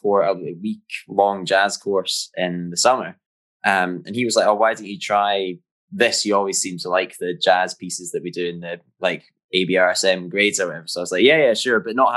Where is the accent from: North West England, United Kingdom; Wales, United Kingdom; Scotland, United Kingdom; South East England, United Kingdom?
Scotland, United Kingdom; Jamestown; Yeah, that's right. Way up north.